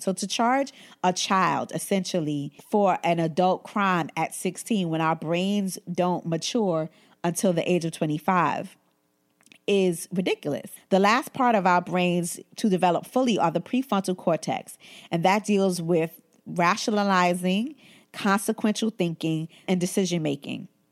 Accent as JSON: {"language": "English", "town": "New York City", "region": "New York", "country": "United States", "tie": "born or raised there", "said": "growing up in Brooklyn and growing up in Bed Stuy, Brooklyn"}